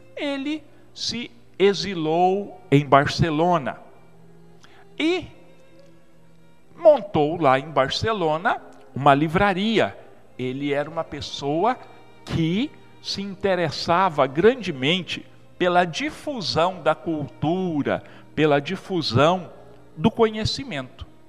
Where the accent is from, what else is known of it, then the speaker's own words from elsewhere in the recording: Brazil; nós somos mais ou menos 30 milhões de brasileiros